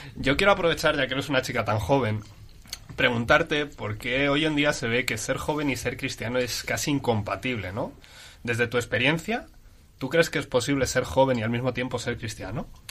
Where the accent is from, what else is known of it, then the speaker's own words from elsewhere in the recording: Madrid, Community of Madrid, Spain; somos de Madrid